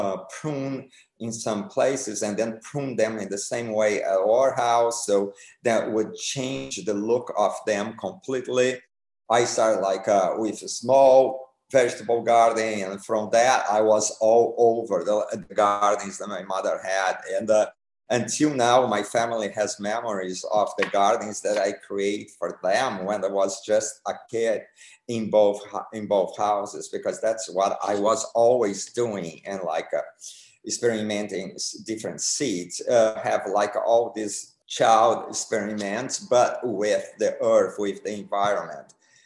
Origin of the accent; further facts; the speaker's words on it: Brazil; moved away as an adult; also born or lived in England; now in Hamptons, United States; I was born in Brazil